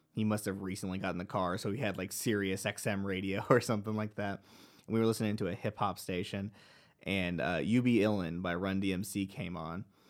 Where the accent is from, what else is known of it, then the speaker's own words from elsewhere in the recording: Dallas, Texas, United States; I grew up in the Dallas area of Texas